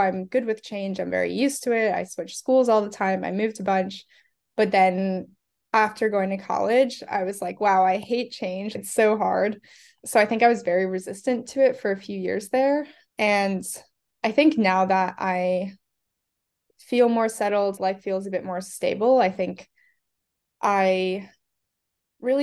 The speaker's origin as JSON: {"language": "English", "region": "Delaware", "country": "United States", "tie": "born or raised there", "also_born_or_lived": "Canada / England / Spain", "moved": "yes", "lives_now": "Boston, United States", "said": "I grew up in Delaware. But I think, yeah, I moved back when I was around 7."}